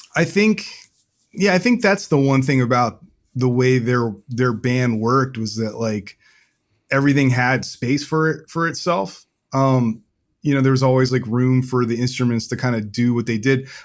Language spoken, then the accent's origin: English; Rockville, Maryland, United States; I grew up in a town called Rockville, Maryland